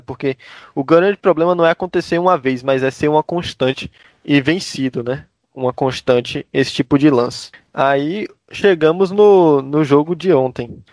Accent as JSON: {"language": "Portuguese", "town": "Jacobina", "region": "Bahia", "country": "Brazil", "moved": "as an adult", "lives_now": "Salvador, Brazil", "said": "eu tô aqui desde 2016, eu sou de Jacobina. Vim para cá em 2016 para fazer faculdade"}